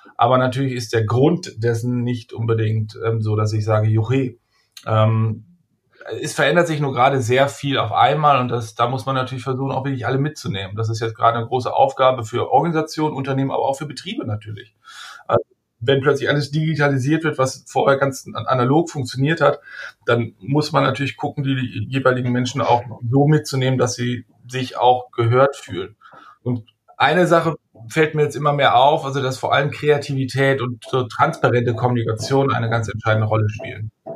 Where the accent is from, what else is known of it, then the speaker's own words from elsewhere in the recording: Münster, North Rhine-Westphalia, Germany; now in Hamburg, Germany; ich bin Münsteraner, ich bin in der Stadt groß geworden